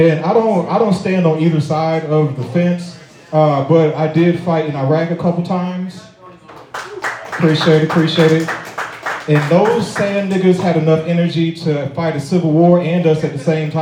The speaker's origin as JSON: {"language": "English", "town": "St. Louis", "region": "Missouri", "country": "United States", "said": "I'm from St. Louis"}